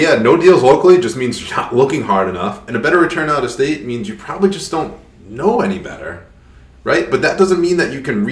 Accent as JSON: {"language": "English", "region": "Rhode Island", "country": "United States", "accent": "Rhode Island"}